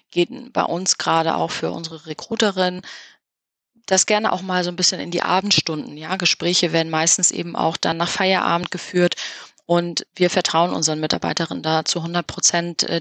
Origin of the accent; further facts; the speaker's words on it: Hamburg, Germany; Da haben wir als Hamburger natürlich einen großen Vorteil, dass wir relativ schnell an der Ostsee sind